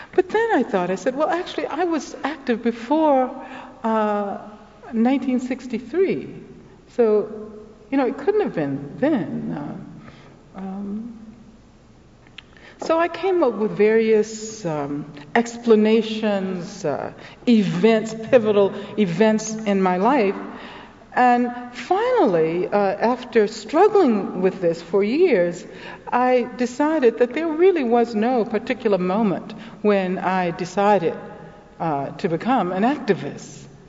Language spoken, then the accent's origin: English; Birmingham, Alabama, United States; I'm from Birmingham, Alabama